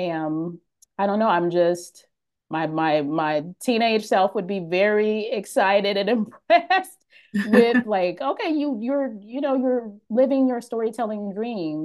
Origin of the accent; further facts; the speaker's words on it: Oakland, California, United States; moved away as an adult; now in Los Angeles, United States; we grew up in Oakland, in the Bay Area.